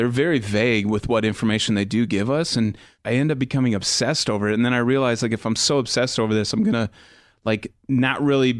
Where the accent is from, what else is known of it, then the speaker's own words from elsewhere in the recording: Phoenix, Arizona, United States; I grew up in Phoenix where a lot of hot air balloons there in the Southwest.